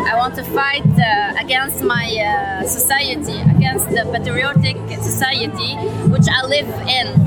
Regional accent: Tripoli, North Lebanon, Lebanon; English is a second language; now in Beirut, Lebanon; I am from Tripoli, but I'm living in Beirut.

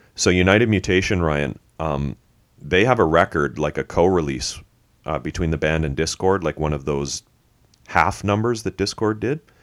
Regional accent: Canada; we're Canadian

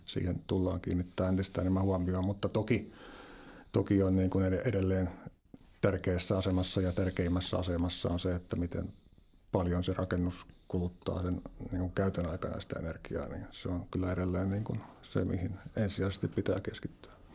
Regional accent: Lempäälä, Pirkanmaa, Finland; Tampereen suunnalta sitä Lempäälästä vähän etelästä

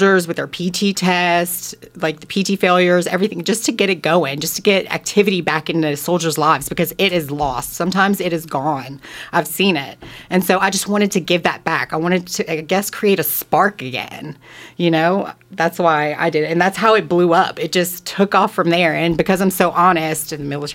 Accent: Thibodaux, Louisiana, United States; moved away as an adult; now in Arizona, United States; I grew up in Louisiana. I'm Cajun. I grew up basically a little bit all over, but we settled down in Thibodaux, Louisiana.

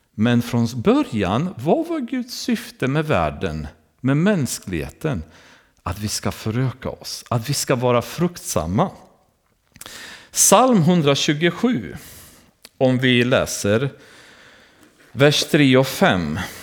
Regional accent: Romania; now in Sweden; I Rumänien, har vi, där jag kommer ifrån

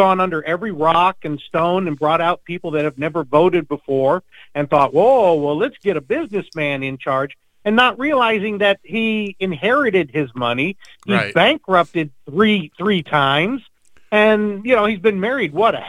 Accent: Virginia, United States; I've got a friend I grew up with in Virginia

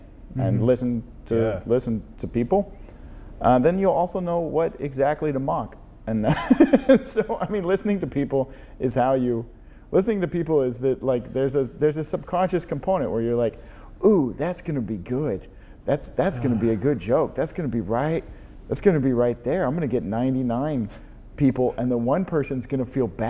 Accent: the South, United States; now in San Francisco, United States; growing up in the South, in the sort of deeply religious component

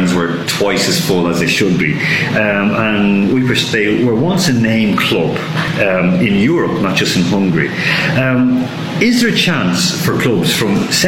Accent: Ireland; I'm Irish as well

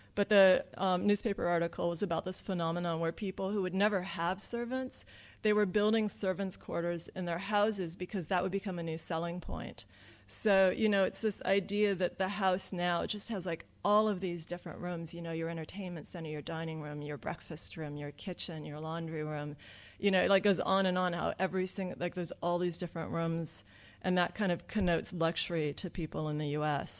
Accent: Southern California, United States; I'm from Southern California where it's really, really nice

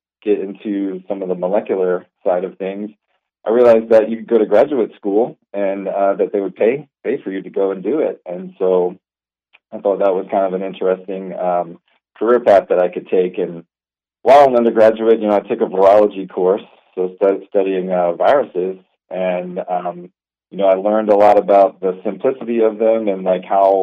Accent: Baton Rouge, Louisiana, United States; also born or lived in Texas; now in Manhattan, Kansas, United States; I grew up in Louisiana, like Baton Rouge area

